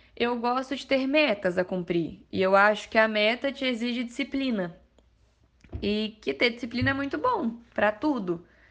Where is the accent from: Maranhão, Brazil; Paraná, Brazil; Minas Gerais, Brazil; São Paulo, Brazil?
Minas Gerais, Brazil; Mariana; Minha primeira prova foi lá na cidade mesmo. Sou de Mariana